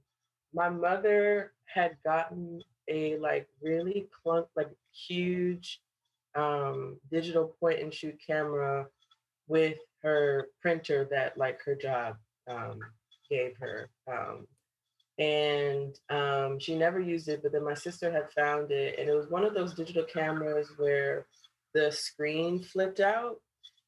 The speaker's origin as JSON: {"language": "English", "town": "Cleveland", "region": "Ohio", "country": "United States", "tie": "born or raised there", "also_born_or_lived": "Chicago, Illinois", "moved": "as an adult", "lives_now": "Brooklyn, United States", "said": "I was born and raised in Cleveland, Ohio, in the suburbs"}